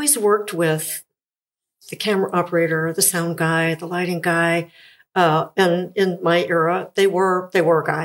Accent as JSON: {"language": "English", "town": "Gilman", "country": "United States", "tie": "born or raised there", "said": "I grew up in Gilman."}